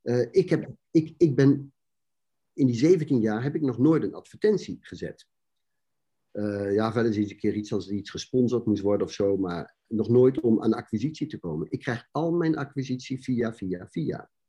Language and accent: Dutch; Netherlands; zijn wij als Nederlanders